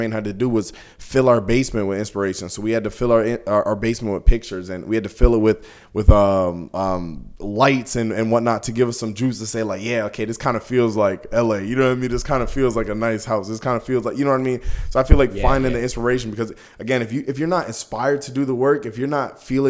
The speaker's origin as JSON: {"language": "English", "town": "Brampton", "region": "Ontario", "country": "Canada", "tie": "born or raised there", "said": "being out here and like growing up in Brampton"}